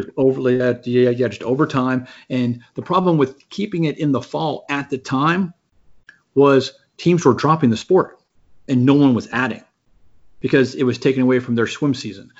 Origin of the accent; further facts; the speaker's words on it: San Antonio, Texas, United States; I grew up in yeah in San Antonio.